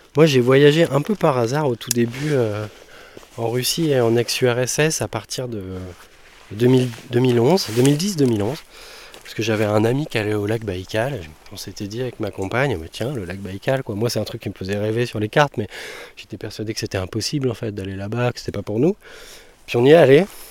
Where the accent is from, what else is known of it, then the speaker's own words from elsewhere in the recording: Canut valley, Brittany, France; la rivière de mon enfance en fait. J'ai grandi juste à côté.